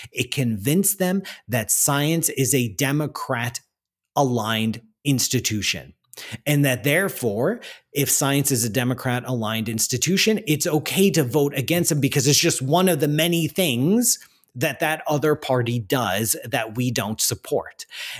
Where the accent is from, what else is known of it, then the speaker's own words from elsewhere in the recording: Canada; I'm Canadian